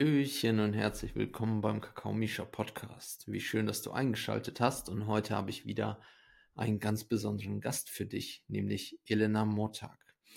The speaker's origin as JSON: {"language": "German", "country": "Ukraine", "tie": "born or raised there", "moved": "yes", "said": "Ich komme ja selber aus der Ukraine, bin da geboren"}